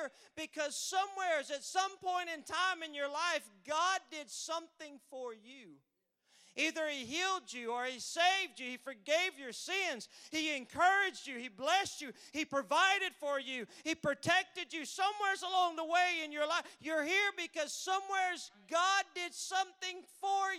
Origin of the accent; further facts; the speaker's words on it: Texas, United States; I'm from Texas